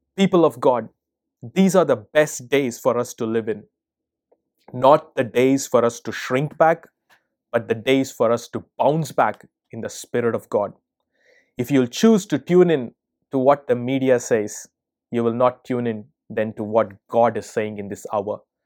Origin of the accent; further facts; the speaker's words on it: India; also born or lived in America; now in United States; I'm originally from India